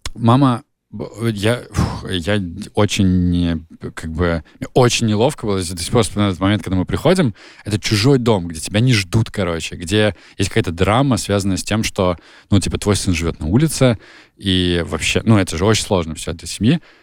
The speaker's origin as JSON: {"language": "Russian", "region": "Nizhny Novgorod Oblast", "country": "Russia", "tie": "born or raised there", "said": "где я живу, откуда я родом э, в Нижегородской области"}